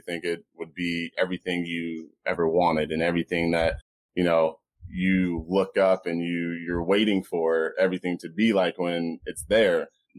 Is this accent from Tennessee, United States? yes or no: no; Phoenix, Arizona, United States; also born or lived in Las Vegas, United States; I was born in Vegas. Ended up living in Washington, D.C., Alaska, Texas, California. Ended up moving to Phoenix where my parents ended up getting divorced. Went to a little bit of grade school here.